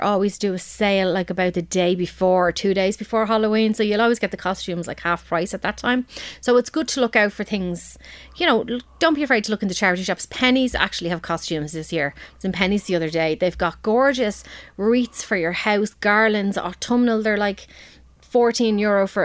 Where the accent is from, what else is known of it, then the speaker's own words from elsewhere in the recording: Balbriggan, Leinster, Ireland; I'm from Balbriggan